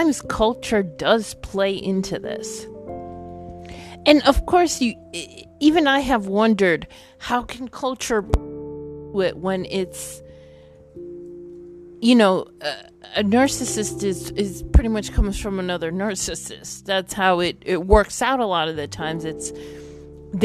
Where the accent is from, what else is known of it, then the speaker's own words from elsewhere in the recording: New York, United States; I come from a Caribbean Latin country. My parents do. I was born in New York.